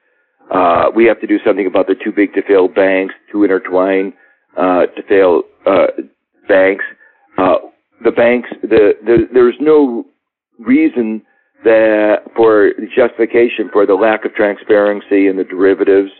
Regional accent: Midwest, United States; maybe I'm a Midwesterner

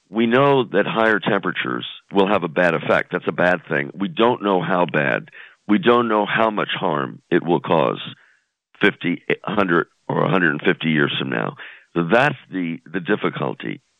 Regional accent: New York, United States; moved away; I grew up in New York, so I still have you know fond fond memories.

